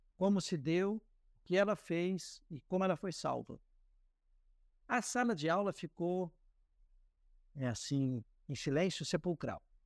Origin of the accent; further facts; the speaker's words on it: Cascavel, Paraná, Brazil; moved away as an adult; also born or lived in São Paulo state (interior); now in Rondônia, Brazil; nasci no interior de São Paulo, mas vim muito cedo para Cascavel, onde fui criado